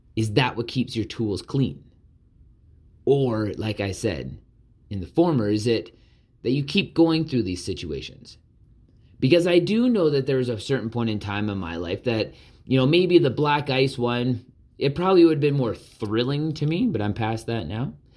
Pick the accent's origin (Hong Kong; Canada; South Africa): Canada; Southern Alberta; growing up in Southern Alberta